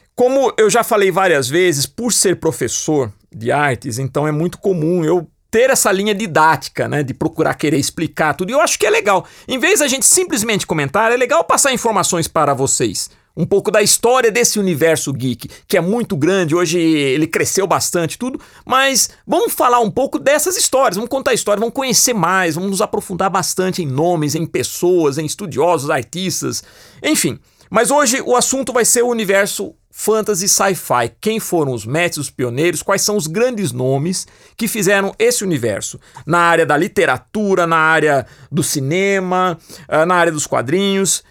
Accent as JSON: {"language": "Portuguese", "town": "Piracicaba", "region": "São Paulo", "country": "Brazil", "tie": "born or raised there", "said": "ele tinha um pequeno cinema na cidade que eu nasci, em Piracicaba"}